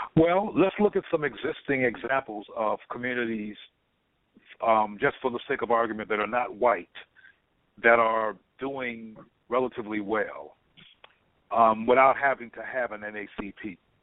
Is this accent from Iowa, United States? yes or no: no; Compton, California, United States; I'm from Compton, California